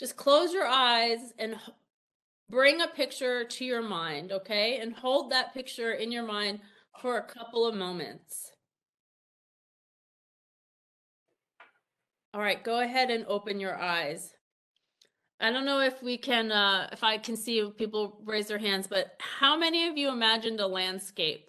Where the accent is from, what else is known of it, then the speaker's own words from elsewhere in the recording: New Jersey, United States; also born or lived in Iowa / Pennsylvania; now in Ohio, United States; I grew up in New Jersey